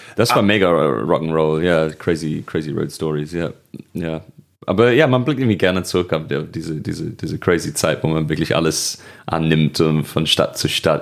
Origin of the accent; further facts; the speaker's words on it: Birkenhead, North West England, United Kingdom; accent: Scouse; German is a second language; moved away as an adult; now in Germany; Birkenhead und dann Babington bei Birkenhead bei Liverpool